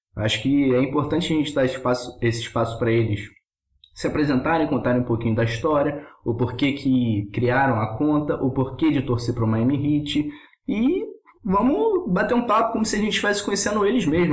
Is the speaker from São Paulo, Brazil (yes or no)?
no; Rio de Janeiro, Brazil; accent: carioca; vou perder meu sotaque carioca